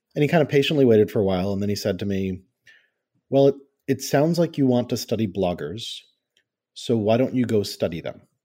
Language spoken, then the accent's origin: English; Rockville, Maryland, United States; I grew up in Rockville, Maryland, uh, Washington, D C suburbs